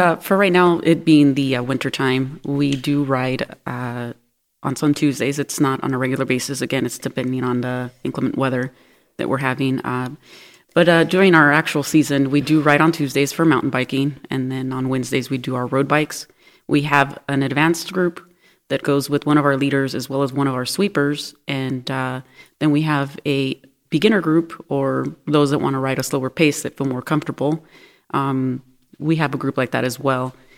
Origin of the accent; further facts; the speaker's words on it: Los Angeles, California, United States; now in Northwest Arkansas, United States; I'm originally from Los Angeles, California